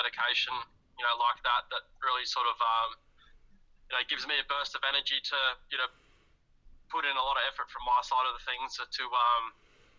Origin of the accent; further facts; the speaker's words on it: Perth, Western Australia, Australia; moved away; my hometown, as you would say, being born and raised in Perth, Western Australia